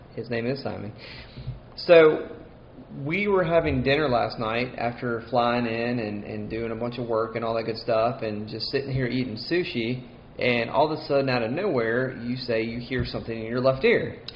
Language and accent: English; Mississippi, United States; accent: twang; I'm Mississippi. It's as Southern as you can get.